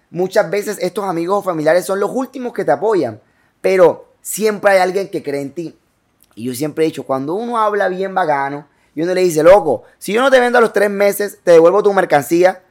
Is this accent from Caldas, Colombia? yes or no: no; Cartagena, Bolívar, Colombia; also born or lived in San Pablo, Bolívar / Canaletal; now in Barranquilla, Colombia; Me crió gran parte en Cartagena y luego llego a Barranquilla.